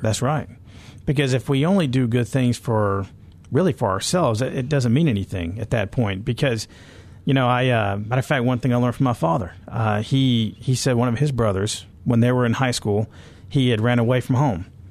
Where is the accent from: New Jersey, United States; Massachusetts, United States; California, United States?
California, United States; I grew up in California